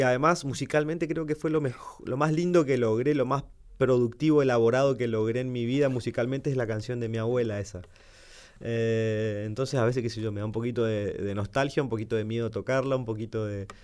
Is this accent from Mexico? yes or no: no; Santo Tomé, Corrientes, Argentina; born or raised there; now in Buenos Aires, Argentina